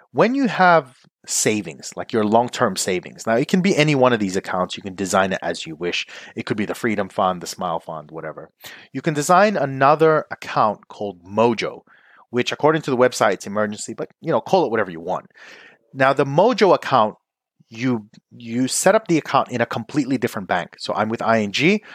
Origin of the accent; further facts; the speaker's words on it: Philippines; I'm Filipino